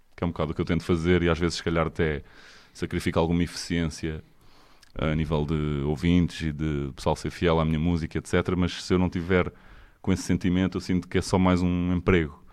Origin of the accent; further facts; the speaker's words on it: Portugal; nós somos tugas